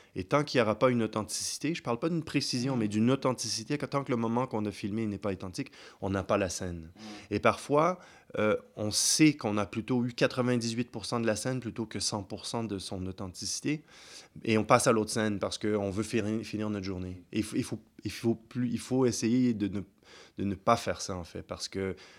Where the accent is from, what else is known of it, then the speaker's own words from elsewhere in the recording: Kinshasa, DR Congo; now in Geneva, Switzerland; quand on vient de Kinshasa